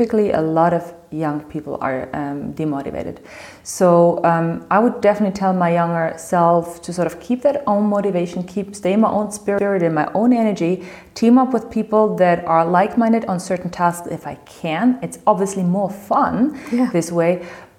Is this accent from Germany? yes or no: yes; Germany; also born or lived in Tel Aviv, Israel; I'm from Moroccan descent. I was born and raised in Germany.